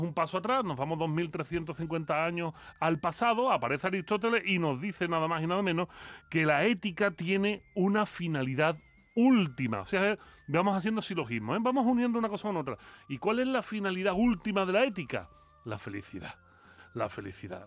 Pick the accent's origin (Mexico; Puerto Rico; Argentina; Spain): Spain; como buen filósofo español